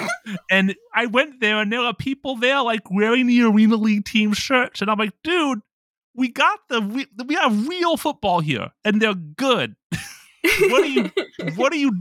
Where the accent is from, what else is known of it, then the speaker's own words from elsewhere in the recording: Ohio, United States; now in Japan; I'm from Ohio